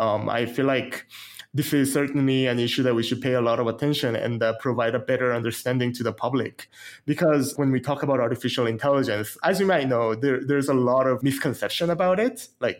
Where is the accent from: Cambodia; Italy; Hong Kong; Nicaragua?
Nicaragua; also born or lived in South Korea / Canada; Yeah, so I'm originally from South Korea, as you can tell from my last name, but I grew up in Nicaragua. So I spent close to a decade over there.